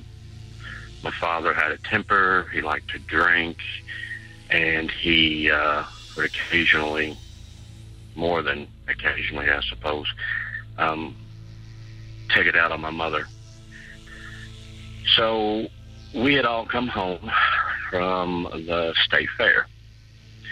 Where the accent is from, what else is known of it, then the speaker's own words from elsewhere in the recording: Louisville, Kentucky, United States; I'm from Louisville, Kentucky